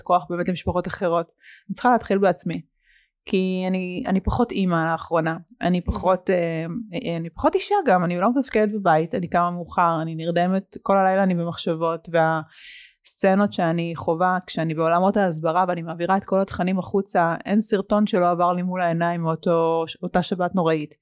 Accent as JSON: {"language": "Hebrew", "town": "Haifa", "region": "Haifa District", "country": "Israel", "tie": "born or raised there", "said": "כשהייתי ילדה, היה לנו באמת הכל. היה רכבים מפוארים, והיינו ברמת חיים מאוד, אה, גבוהה, ולאבא הייתה את המסעדה הכי מצליחה בחיפה"}